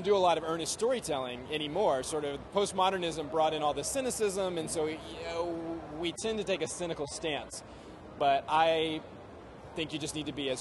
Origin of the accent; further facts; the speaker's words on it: United States; as an American